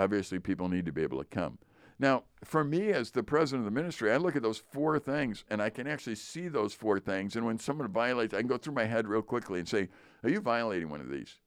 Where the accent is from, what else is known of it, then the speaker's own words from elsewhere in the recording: Chicago, Illinois, United States; I grew up in Chicago, as did you. I grew up in the Polish area of Chicago.